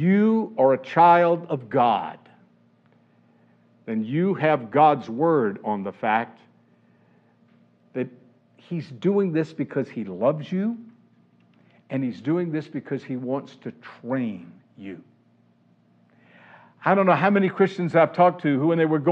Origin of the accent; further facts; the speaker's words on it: the South, United States; Growing up in the South